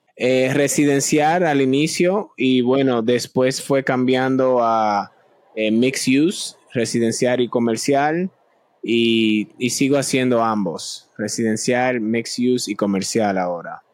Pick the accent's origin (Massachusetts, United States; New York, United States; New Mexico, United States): Massachusetts, United States; Boston; also born or lived in Dominican Republic; soy de Boston, Massachusetts, origen dominicano, de República Dominicana. Vivo en el norte, en Boston, hace ya, bueno, muchos años. Estoy aquí desde los siete años